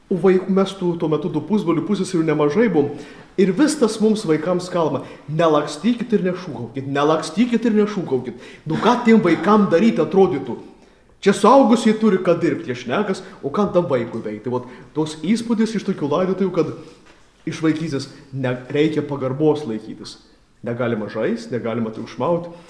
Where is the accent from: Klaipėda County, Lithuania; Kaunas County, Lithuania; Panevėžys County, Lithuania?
Klaipėda County, Lithuania; Klaipėda; gimiau augau Klaipėdoje